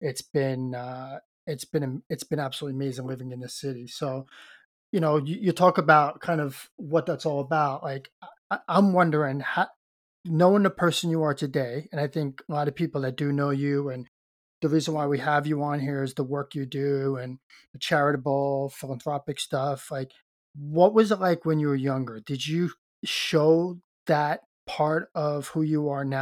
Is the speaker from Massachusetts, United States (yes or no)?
no; New York City, New York, United States; moved away as an adult; now in Toronto, Canada; I grew up in Brooklyn